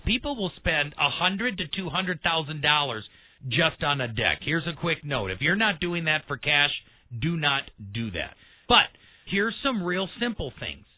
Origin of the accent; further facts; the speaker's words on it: Milwaukee, Wisconsin, United States; now in Colorado Springs, United States; I grew up in Milwaukee on the Great Lakes